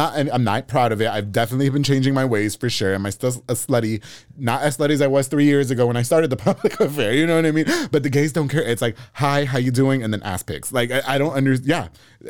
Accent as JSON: {"language": "English", "region": "New York", "country": "United States", "moved": "yes", "lives_now": "Texas, United States", "said": "I moved to Texas, you know, I'm from New York."}